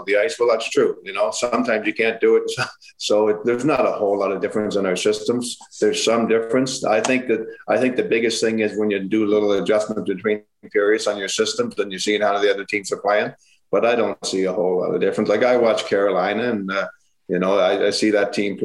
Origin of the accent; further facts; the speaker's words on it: Prince Edward Island, Canada; moved away; I went back to my hometown in PEI